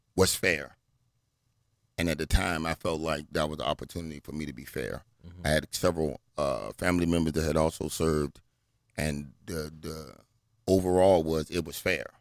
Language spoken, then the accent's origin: English; Portsmouth, Virginia, United States; also born or lived in Washington, D.C.; I grew up in Virginia